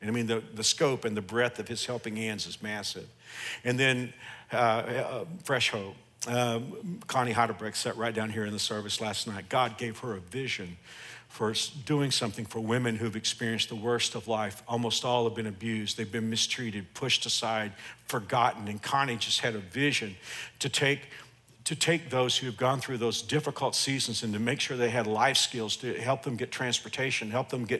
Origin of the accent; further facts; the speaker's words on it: Andover, Kansas, United States; my hometown of Andover.